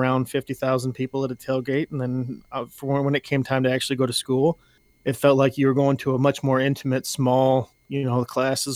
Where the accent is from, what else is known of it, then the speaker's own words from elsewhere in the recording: just outside of Omaha, Nebraska, United States; I grew up on a farm. I grew up just outside of Omaha, Nebraska